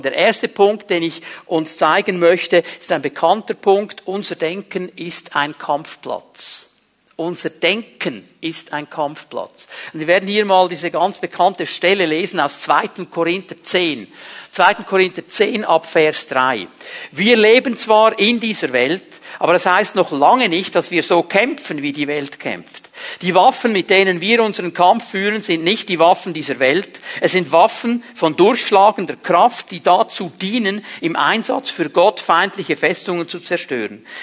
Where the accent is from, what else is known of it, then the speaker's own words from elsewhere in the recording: Switzerland; Ich habe mich abgelehnt gefühlt weil mein Vater Italiener war. In diesem kleinen Kuhdorf, wo ich aufgewachsen bin, da war man als Ausländer zum damaligen Zeitpunkt einfach nichts wert. Ich habe mir so gewünscht, ein Schweizer zu sein